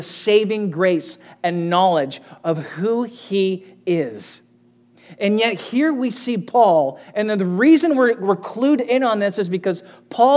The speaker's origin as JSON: {"language": "English", "country": "United States", "said": "we as American ministers"}